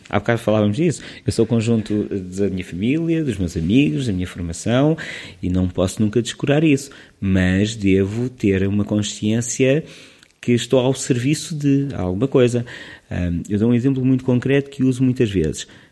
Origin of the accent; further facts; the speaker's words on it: Lisbon, Portugal; also born or lived in Leiria / Sweden; eu sou de Lisboa